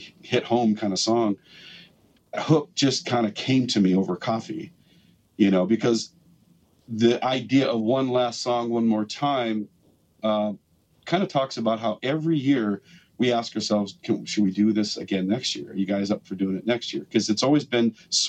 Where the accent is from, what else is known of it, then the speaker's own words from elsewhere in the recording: West Fargo, North Dakota, United States; I grew up in West Fargo